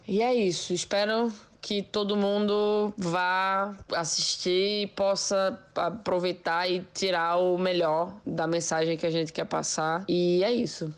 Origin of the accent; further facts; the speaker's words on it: Recife, Pernambuco, Brazil; now in São Paulo, Brazil; eu sou pernambucano, eu sou nascido em Recife, moro em São Paulo, mas Sou, sou pernambucana e tenho muito orgulho disso